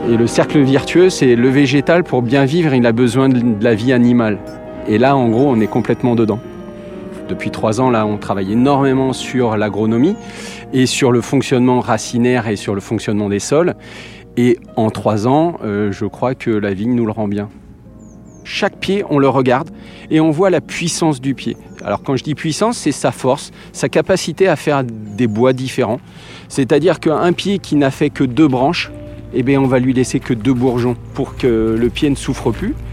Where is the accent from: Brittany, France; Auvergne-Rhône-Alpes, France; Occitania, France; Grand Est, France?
Grand Est, France; Donc moi je suis originaire de Champagne et voilà donc je suis passé de, de la bulle au vin rouge de très belle qualité.